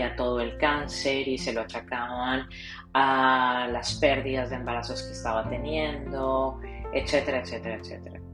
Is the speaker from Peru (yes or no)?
no; Colombia; moved away as an adult; now in South Florida, United States